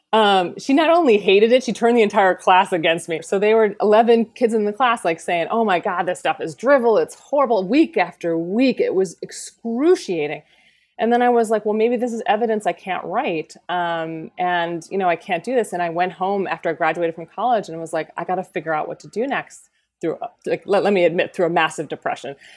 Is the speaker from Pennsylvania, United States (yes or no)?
yes; rural Pennsylvania, United States; moved away; I was raised in Pennsylvania, in rural Pennsylvania.